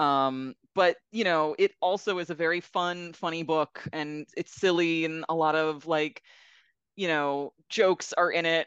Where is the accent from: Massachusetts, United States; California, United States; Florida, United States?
Florida, United States; South; moved away; I grew up in South Florida